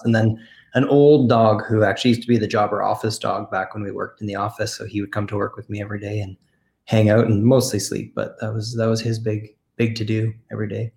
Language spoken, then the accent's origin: English; Canada; we're born and bred in Canada